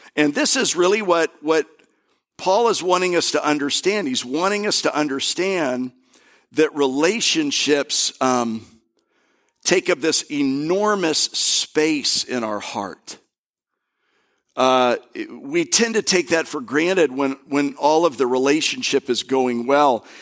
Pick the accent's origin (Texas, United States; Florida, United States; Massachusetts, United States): Florida, United States; also born or lived in Kentucky; I'm from Florida